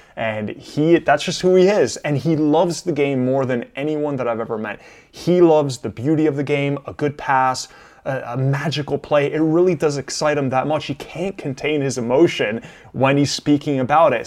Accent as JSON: {"language": "English", "town": "Miami", "region": "Florida", "country": "United States", "tie": "born or raised there", "also_born_or_lived": "Milan, Italy", "said": "I was born in Milan. I came to the United States when I was six years old. My parents moved to Miami"}